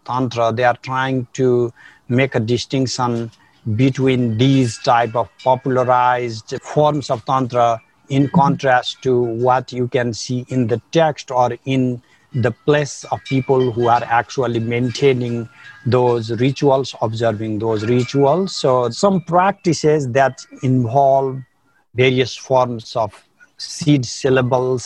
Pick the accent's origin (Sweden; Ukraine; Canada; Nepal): Nepal; now in San Diego, United States; I grew up in Nepal in a family with a lot of tantric practice